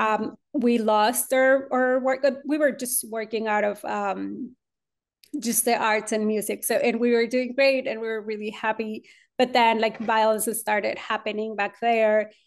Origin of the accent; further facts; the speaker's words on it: Monterrey, Nuevo León, Mexico; moved away as an adult; now in Austin, United States; I was born and raised in Monterrey, Mexico